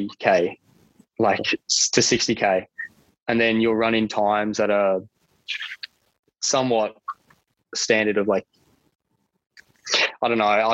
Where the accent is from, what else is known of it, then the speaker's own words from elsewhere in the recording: Cairns, Queensland, Australia; moved away as an adult; also born or lived in Sydney / Cooktown; now in St. Louis, United States; When I was eight, I moved up to Cooktown, which is 4 hours north of Cairns